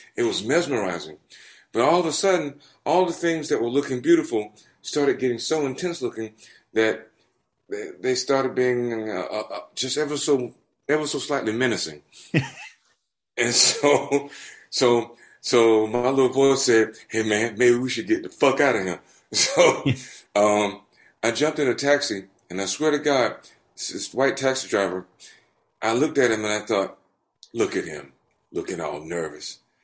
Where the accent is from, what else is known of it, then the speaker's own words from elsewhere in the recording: Albany, Georgia, United States; moved away as an adult; now in England, United Kingdom; my hometown of Albany